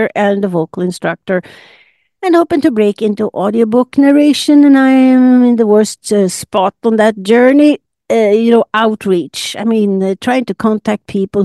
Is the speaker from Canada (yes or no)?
no; Sundsvall, Västernorrland County, Sweden; moved away; I'm Swedish. I was born in Sundsvall, about 400 kilometers north of Stockholm, and grew up in a small apartment with my mother's large family of eight.